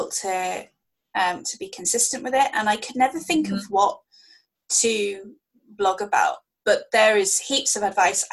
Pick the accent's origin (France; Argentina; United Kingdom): United Kingdom; we both make a big thing about being British